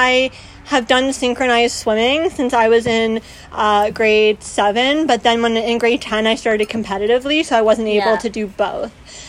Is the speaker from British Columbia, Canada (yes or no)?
no; London, Ontario, Canada; now in Toronto, Canada; A fun fact about me is that I'm actually from London. I lived there till I was almost 10.